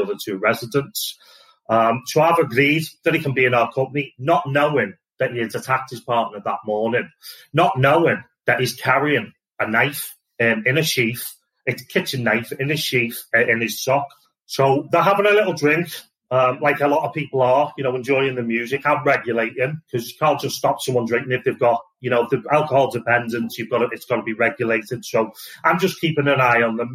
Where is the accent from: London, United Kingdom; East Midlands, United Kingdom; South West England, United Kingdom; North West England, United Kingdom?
North West England, United Kingdom; Liverpool; also born or lived in Wales / Southport; I'm originally from Liverpool.